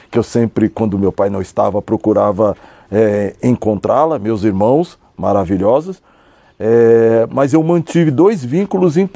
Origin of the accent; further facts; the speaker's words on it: São Paulo, Brazil; eu nasci em São Paulo, nasci na cidade de São Paulo. Vivi numa família extremamente pobre e desestruturada na zona sul de São Paulo, numa região chamada Interlagos, Cidade Ademar, aquela região. Foi onde eu cresci